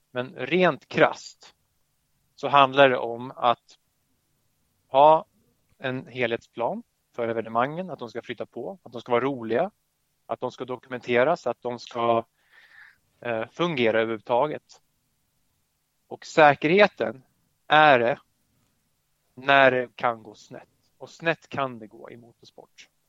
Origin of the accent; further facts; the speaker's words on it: Södertälje, Stockholm County, Sweden; som man hör på mitt efternamn så har jag polska föräldrar. Och född och hör hemma i Södertälje